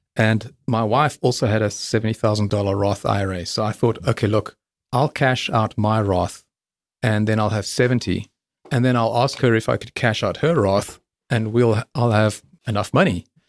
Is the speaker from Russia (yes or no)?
no; South Africa; moved away as an adult; also born or lived in England; I'm South African